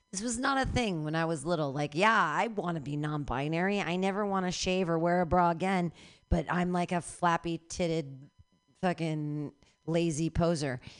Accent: San Francisco, California, United States; I'm a comedian from San Francisco and I'm looking for material.

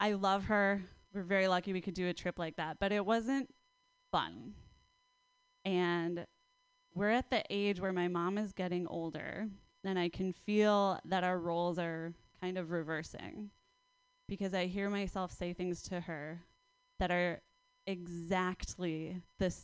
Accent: Minnesota, United States; moved away as an adult; now in Oakland, United States; I'm from Minnesota

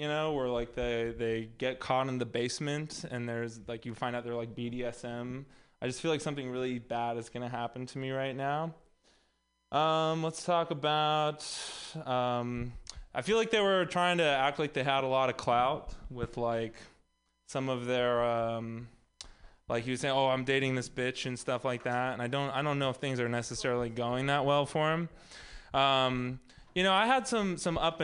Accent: Texas, United States; moved away; also born or lived in Los Angeles; I'm also from Texas

